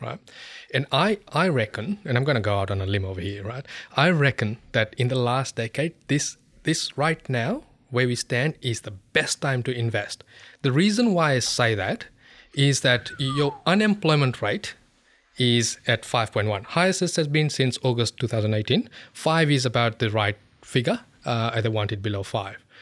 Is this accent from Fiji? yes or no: yes; Fiji; moved away; I come from Fiji